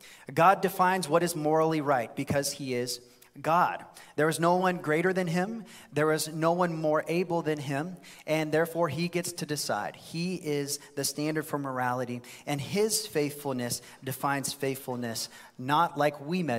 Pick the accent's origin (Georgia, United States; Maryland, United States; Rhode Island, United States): Georgia, United States; Blairsville; I'm in Blairsville. I'm from Blairsville.